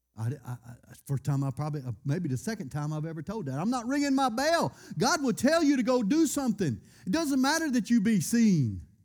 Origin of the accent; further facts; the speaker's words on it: United States; I was born in America